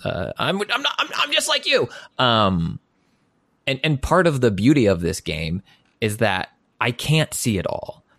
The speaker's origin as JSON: {"language": "English", "country": "United States", "said": "I'm an American"}